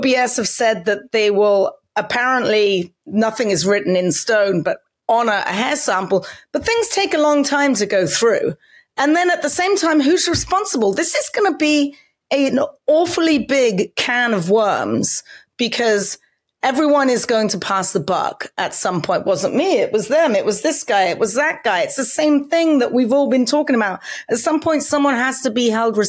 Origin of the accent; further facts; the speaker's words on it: England, United Kingdom; now in United States; I can remember growing up in England